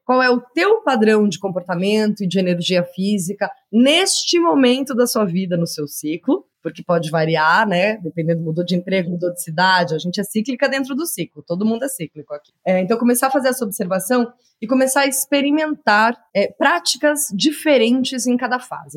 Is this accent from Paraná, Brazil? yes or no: yes; Curitiba, Paraná, Brazil; moved away as an adult; also born or lived in São Paulo; eu sou curitibana, filha única, de uma criação bastante é, convencional, né? E quando eu me mudei para São Paulo, em, com 23 anos